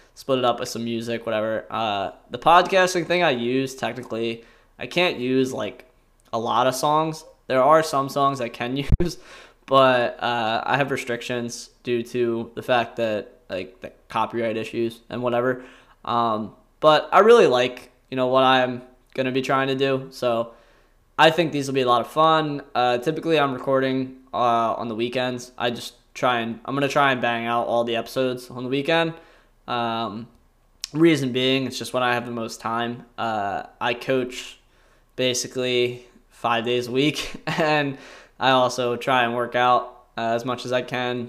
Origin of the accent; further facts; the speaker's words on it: Salem County, New Jersey, United States; I grew up in Salem County, New Jersey, uh, which is a very rural, very kinda blue blood county